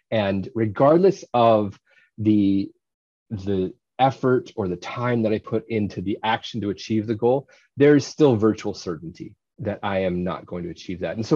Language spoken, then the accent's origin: English; Indiana, United States; I've had this goal since I was a little kid growing up in Indiana.